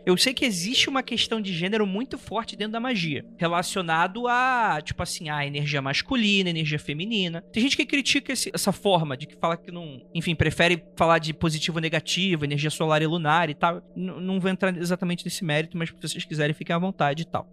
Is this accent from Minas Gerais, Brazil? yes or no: no; Rio de Janeiro, Brazil; eu nasci no Rio de Janeiro